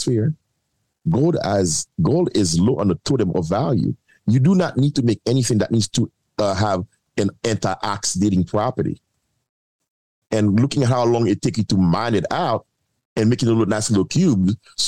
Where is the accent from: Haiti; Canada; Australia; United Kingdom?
Haiti; I'm from Haiti